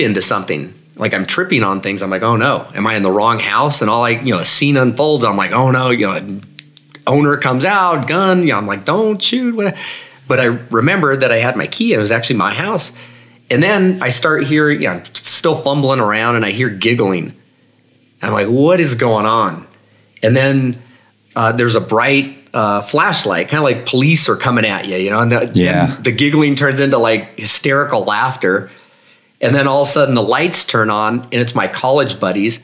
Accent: Denver, Colorado, United States; also born or lived in Boulder; I'm from Denver.

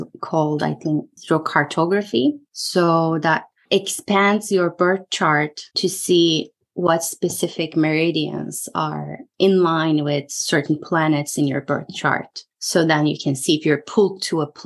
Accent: Turkey; moved away as an adult; now in Boston, United States; I grew up in Turkey. I moved here when I was 22 for my master's, for my MBA.

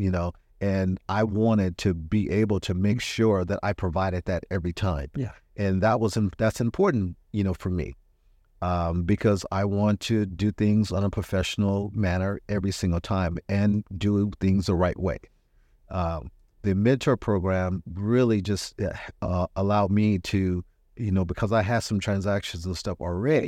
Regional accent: Richmond, California, United States; also born or lived in Arkansas; I was in the third grade when I got here, so I'm I'm really from Richmond

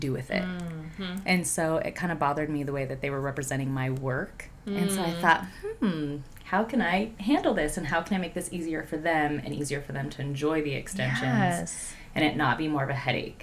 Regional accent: Reno, Nevada, United States; I'm originally from Reno.

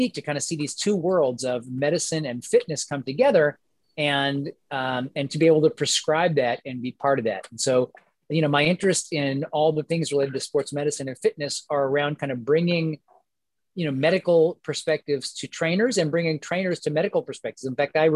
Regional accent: Kansas City, Missouri, United States; I was born in Kansas City, Missouri.

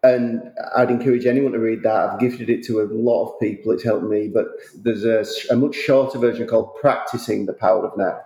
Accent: United Kingdom; now in Westchester, United States; as a Brit living in America, I didn't see my family for a massive period of time

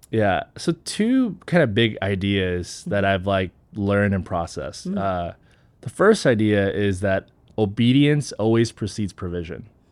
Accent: Texas, United States; also born or lived in South Korea; came to the States when I was five

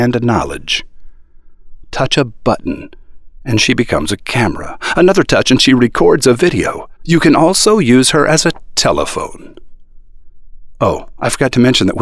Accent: United States; I am an American ad man

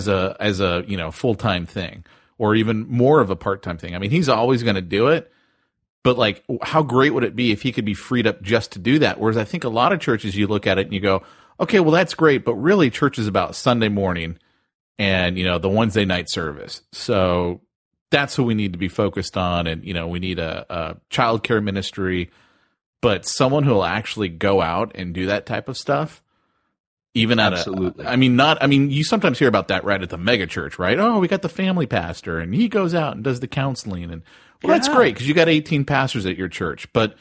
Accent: United States; I'm an American.

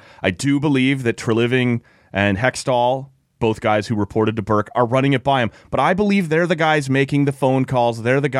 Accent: Oshawa, Ontario, Canada; if I grew up in Oshawa, Ontario, like I did, and was perfectly bilingual, no, I'm still not a candidate.

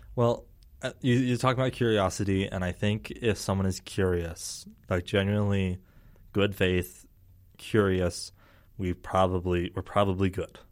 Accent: Herriman, Utah, United States; I grew up in Harriman

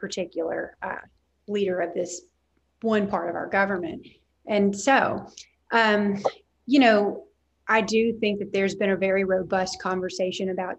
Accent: Arkansas, United States; I'm a native Arkansan, you can probably hear it in my voice

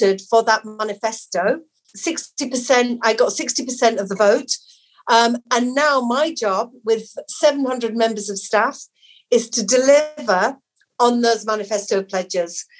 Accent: Batley, Yorkshire and the Humber, United Kingdom; I grew up in Batley in a council flat with my mum, my dad and my sister

